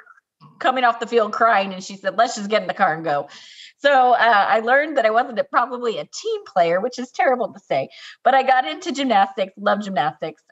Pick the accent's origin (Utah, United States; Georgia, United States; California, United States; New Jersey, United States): New Jersey, United States; central; I grew up in New Jersey, central New Jersey